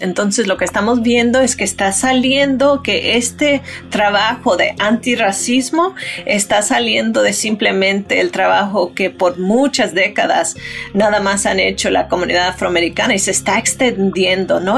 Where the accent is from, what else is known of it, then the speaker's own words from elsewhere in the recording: United States; así somos nosotros como americanos